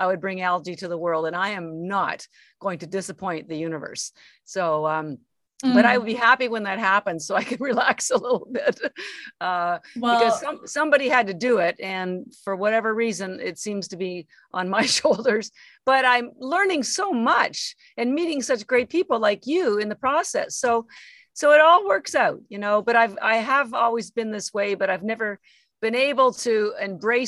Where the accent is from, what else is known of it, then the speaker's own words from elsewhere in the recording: Canada; I'm Canadian. And so, you know, I had three jobs to put myself through school